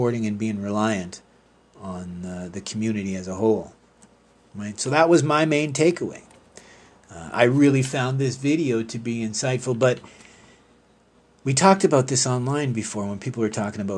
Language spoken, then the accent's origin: English; Canada; being a Canadian